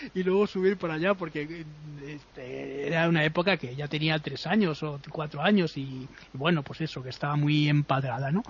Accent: Madrid, Community of Madrid, Spain; yo he visto nevadas cuando era pequeño aquí en Madrid

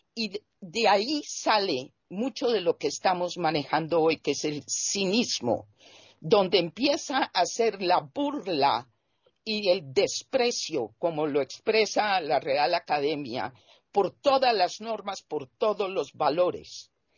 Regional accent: Colombia; mi país, que es Colombia

